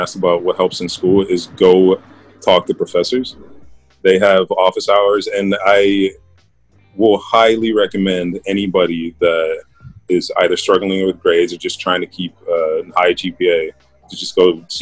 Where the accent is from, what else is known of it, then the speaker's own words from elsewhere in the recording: Netherlands; moved away; also born or lived in San Diego, United States; I am from the Netherlands, small town called Bosnia.